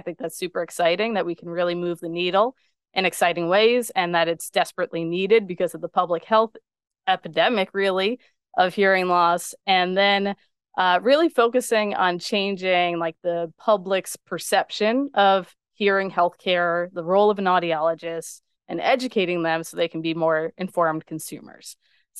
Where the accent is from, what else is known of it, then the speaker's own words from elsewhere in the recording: Long Island, New York, United States; people always think that I am not from Long Island because I don't have the Long Island accent.